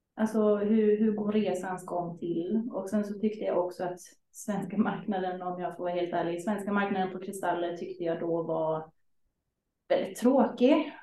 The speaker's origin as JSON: {"language": "Swedish", "country": "Sweden", "said": "som liten svensk"}